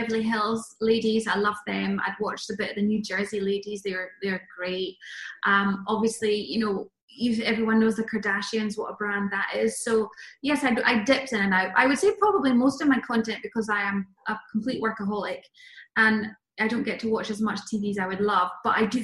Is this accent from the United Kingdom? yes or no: yes; Glasgow, Scotland, United Kingdom; also born or lived in Loch Lomond area; I am from Glasgow. Yes. I grew up in Glasgow